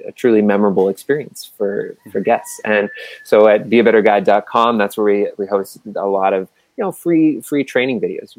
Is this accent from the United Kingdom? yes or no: no; Halifax, Nova Scotia, Canada; I grew up in Halifax, Nova Scotia